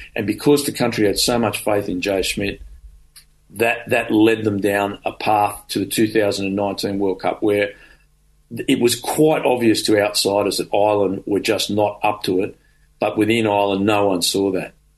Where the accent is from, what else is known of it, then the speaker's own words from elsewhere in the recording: Australia; who we are as Australian rugby players